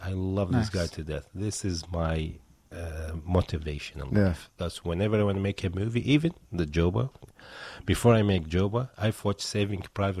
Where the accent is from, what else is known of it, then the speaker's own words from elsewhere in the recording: Baghdad, Baghdad Governorate, Iraq; moved away as an adult; now in United States; I'm originally from Iraq, mm-hmm. from the capital city, Baghdad.